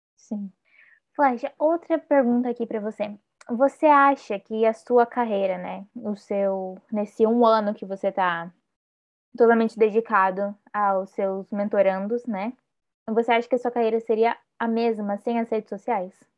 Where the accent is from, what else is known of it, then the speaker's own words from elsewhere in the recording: Paraná, Brazil; Eu sou do Sul, eu sou do Paraná.